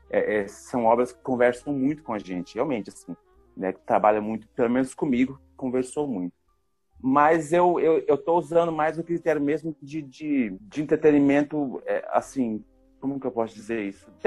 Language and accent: Portuguese; Brazil; são filmes que conversam com a gente, porque somos brasileiros, enfim, né? Tem toda uma, uma história que a gente conhece